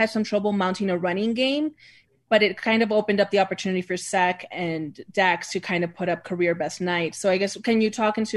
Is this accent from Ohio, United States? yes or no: no; Texas, United States; moved away; go back to my home state